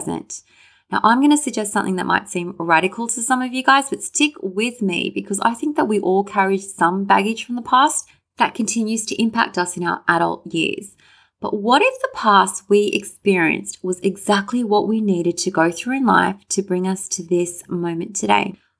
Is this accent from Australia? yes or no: yes; Sydney, New South Wales, Australia; me wishing that I was born in Hawaii rather than Sydney